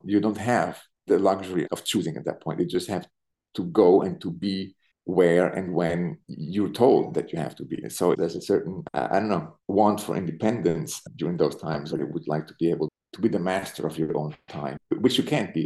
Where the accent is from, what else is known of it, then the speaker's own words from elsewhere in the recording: Zurich, Switzerland; moved away as an adult; also born or lived in Berlin, Germany; now in New York, United States; I was born in Zurich, in Switzerland. I grew up in Zurich